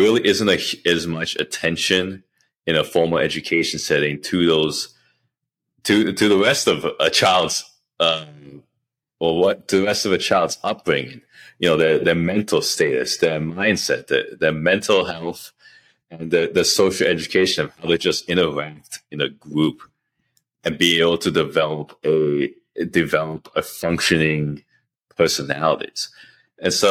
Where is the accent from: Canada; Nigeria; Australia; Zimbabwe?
Canada; now in United States; I grew up in Canada